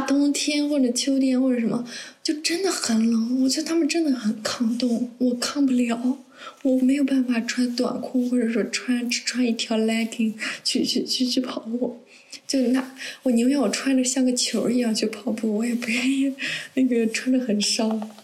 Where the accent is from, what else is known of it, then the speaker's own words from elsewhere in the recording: northern China, China; moved away as an adult; 因为我是北方人嘛，然后也，大学也在北方